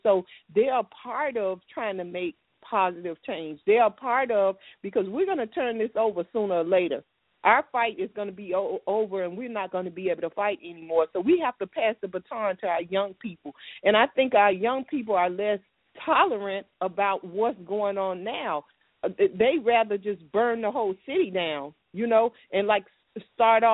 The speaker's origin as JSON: {"language": "English", "town": "Miami", "region": "Florida", "country": "United States", "said": "I'm from Miami"}